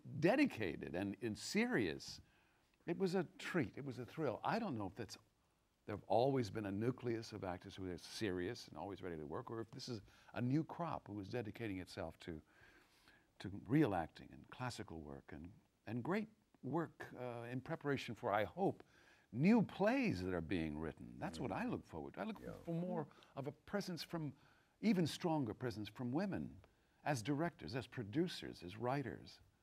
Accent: Texas, United States; moved away; also born or lived in Los Angeles / New York; I came to New York, I'm from Texas and I went to LA first

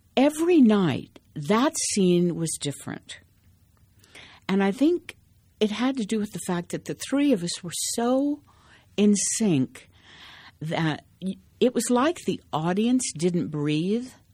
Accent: Kansas, United States; moved away; I grew up in Kansas in a little teeny town, but not even a town, a hamlet

